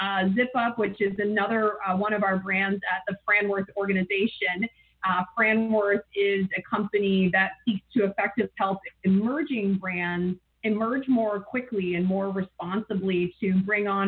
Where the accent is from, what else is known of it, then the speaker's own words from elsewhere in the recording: Ann Arbor, Michigan, United States; I grew up in Ann Arbor